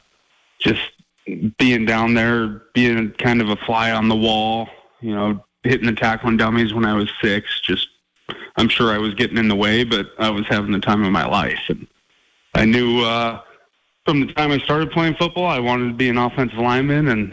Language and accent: English; Glendive, Montana, United States; being a kid growing up in Eastern Montana